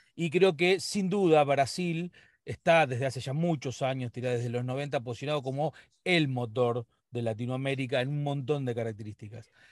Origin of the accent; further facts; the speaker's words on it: Argentina; nosotros los argentinos